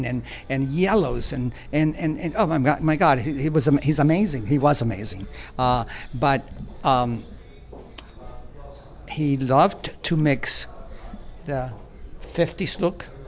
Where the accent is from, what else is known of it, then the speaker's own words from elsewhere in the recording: Cuba; moved away; also born or lived in Spain; I was born in Cuba